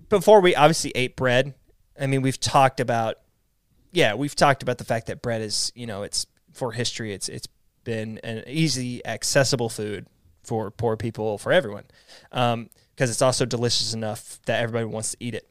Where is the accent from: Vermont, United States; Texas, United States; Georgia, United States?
Texas, United States; East; I grew up in Texas and we're right next to, I grew up in the part that's, like, right next to Louisiana, too